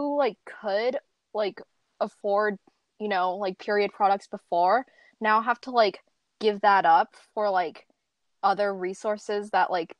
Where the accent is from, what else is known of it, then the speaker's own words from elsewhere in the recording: San Diego, California, United States; I'm a high school junior from San Diego, California